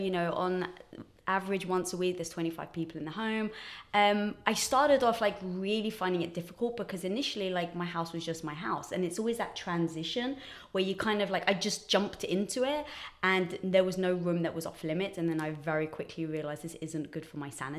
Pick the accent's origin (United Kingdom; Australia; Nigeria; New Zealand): United Kingdom; England; moved away as an adult; also born or lived in Los Angeles; now in United States; So I'm from England, as some people may guess from the accent